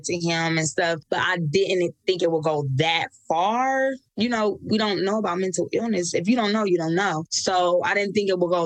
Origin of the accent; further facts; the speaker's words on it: Nebraska, United States; moved away as an adult; also born or lived in California; So I can remember being 18. I moved away from Nebraska and went to California